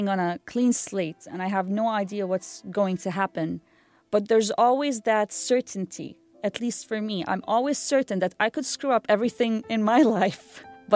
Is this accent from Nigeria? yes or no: no; Amman, Amman Governorate, Jordan; moved away as an adult; also born or lived in North Carolina; now in Raleigh, United States; I'm born and raised in Amman, Jordan, to a Syrian mother and a father who's half Palestinian and half Bosnian